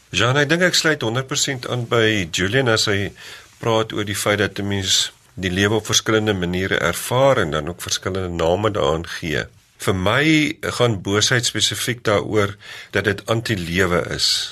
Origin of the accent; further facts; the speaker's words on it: South Africa; ek het in die Karoo groot geword